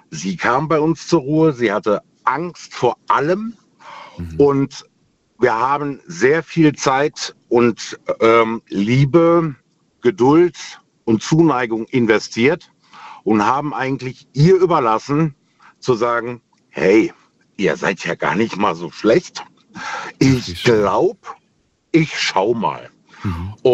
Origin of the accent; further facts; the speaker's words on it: Remscheid, North Rhine-Westphalia, Germany; now in Heitersheim, Germany; Ich komme aus Heitersheim, ursprünglich allerdings aus NRW, aus Remscheid.